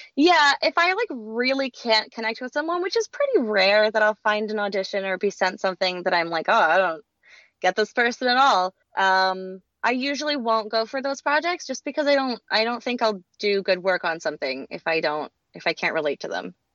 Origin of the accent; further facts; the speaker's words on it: Louisiana, United States; now in Los Angeles, United States; I grew up in Louisiana